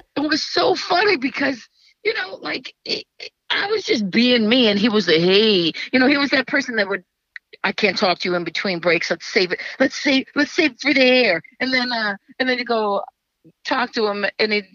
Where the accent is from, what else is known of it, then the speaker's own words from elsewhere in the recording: Cleveland, Ohio, United States; moved away; also born or lived in Los Angeles / New Jersey; I grew up in Little Italy in Cleveland